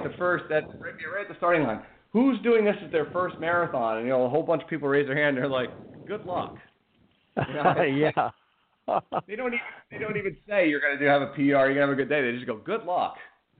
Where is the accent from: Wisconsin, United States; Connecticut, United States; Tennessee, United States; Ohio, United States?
Connecticut, United States; now in Reading, United States; I grew up in New England, in Connecticut, and we moved here to Pennsylvania.